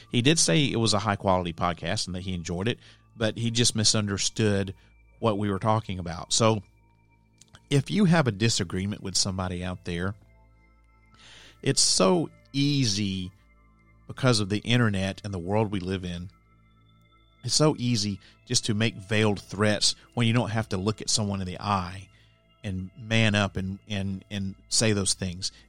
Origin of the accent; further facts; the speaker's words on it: Alabama, United States; moved away as an adult; also born or lived in Nashville area, Tennessee; now in Nashville, United States; My home state is Alabama. I grew up there and I lived there until the end of two thousand two when I moved here to the Nashville area